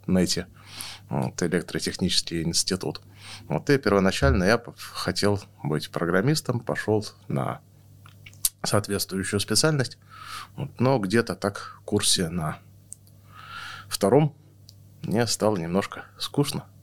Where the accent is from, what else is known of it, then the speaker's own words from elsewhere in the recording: Novosibirsk, Novosibirsk Oblast, Russia; now in Moscow, Russia; я родился в Новосибирске